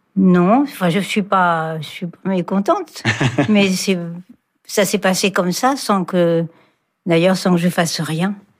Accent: Rennes, Brittany, France; je suis née à Rennes

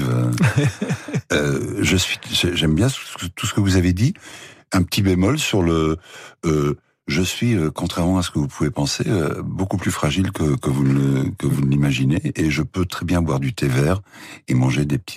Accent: Paris, Île-de-France, France; born or raised there

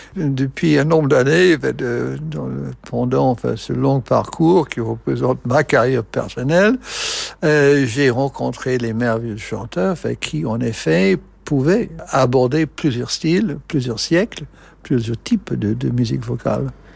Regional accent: United States; French is a second language; moved away; je suis américain

